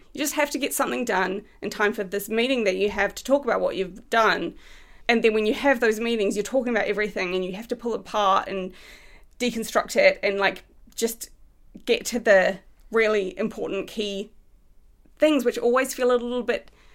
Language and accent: English; New Zealand; moved away as an adult; now in United Kingdom; I'm from New Zealand.